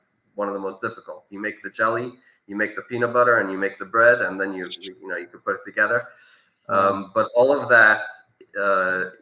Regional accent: Santa Monica, California, United States; moved away as an adult; also born or lived in Kharkiv, Ukraine; now in Ukraine; I grew up in Simchamonica, California

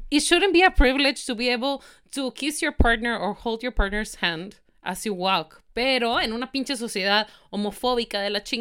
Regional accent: Mexico; por más mexicanos que somos, o sea, sí somos mexicanos

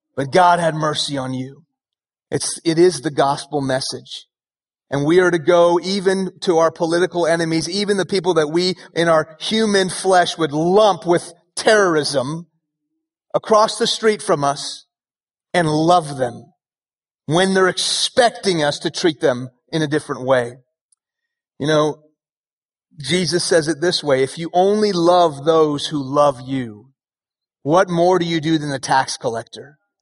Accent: Houston, Texas, United States; first language Persian; English is a second language; also born or lived in Iran / Dallas; now in Frisco, United States; I was born in Houston when I was two years old. My family moved to Iran uh, where my family is from

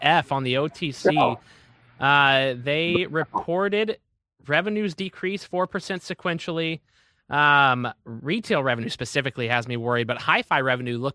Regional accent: Kentucky, United States; now in Detroit, United States; My home state of Kentucky

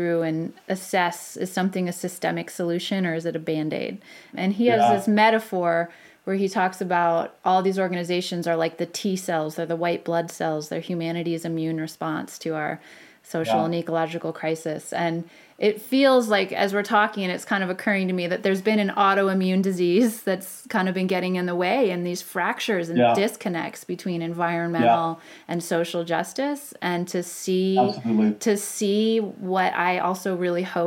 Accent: St. Louis, Missouri, United States; I'm from St. Louis

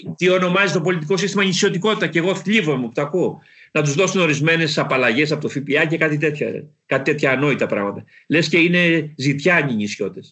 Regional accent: Kalamata, Peloponnese, Greece; moved away as an adult; Στην πατρίδα μου, στη Μεσσηνία

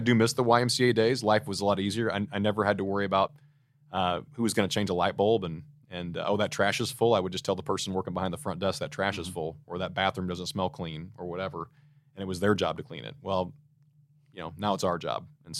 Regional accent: Missouri, United States; It's a great place to live, and so I'm from Missouri, and so I'm a lifer, love the place.

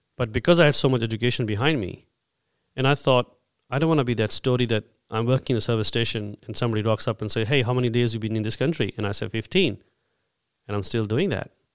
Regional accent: India; now in Australia; I'm an Indian

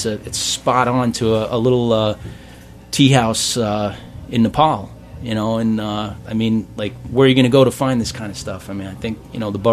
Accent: New York City, New York, United States; moved away as an adult; I was born in Maspeth.

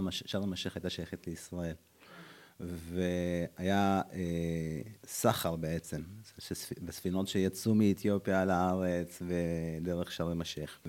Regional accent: Addis Ababa, Ethiopia; born or raised there; now in Israel

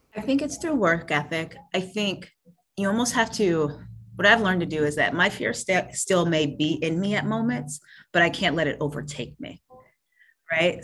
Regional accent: Fayetteville, North Carolina, United States; Born and raised in Fayetteville, North Carolina

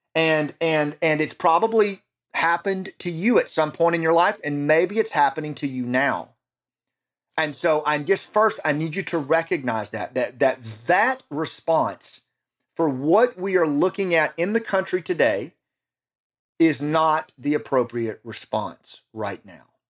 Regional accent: United States; in our own country

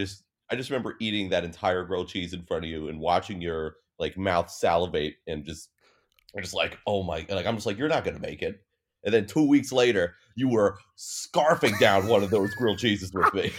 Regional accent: United States; I'm American

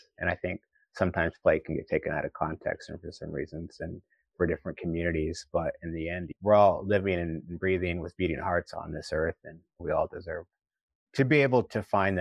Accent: Oklahoma, United States; moved away as an adult; also born or lived in Boston / New York City; I grew up in Oklahoma, I grew up with my culture

